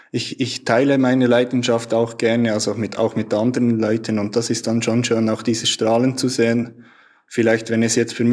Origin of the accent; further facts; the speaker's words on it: Switzerland; Also bei uns in der Schweiz heißt das Unihockey. Das ist relativ bekannt hier.